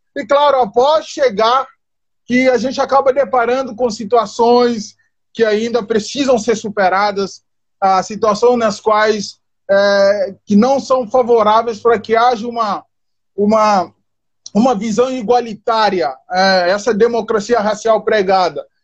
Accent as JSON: {"language": "Portuguese", "country": "Guinea-Bissau", "moved": "as an adult", "lives_now": "Brazil", "said": "eu sou da Guiné"}